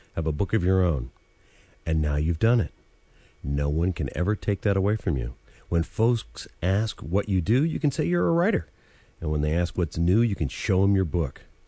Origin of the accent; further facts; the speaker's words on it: Vermont, United States; I grew up in Vermont, and in the regional English of New England, the past tense of dive is dove